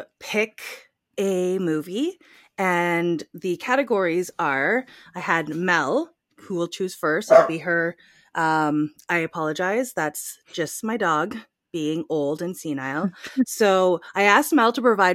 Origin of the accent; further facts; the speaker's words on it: Canada; we are from Canada